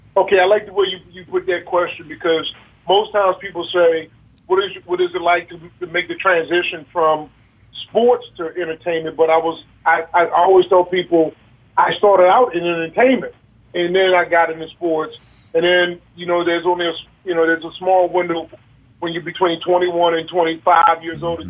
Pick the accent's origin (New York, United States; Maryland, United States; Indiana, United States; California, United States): Maryland, United States; Baltimore; growing up in Baltimore City